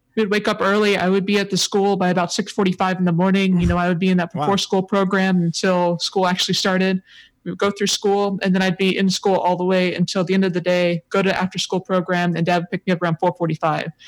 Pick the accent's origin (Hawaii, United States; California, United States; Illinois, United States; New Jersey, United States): Hawaii, United States; also born or lived in San Diego; I definitely grew up in Hawaii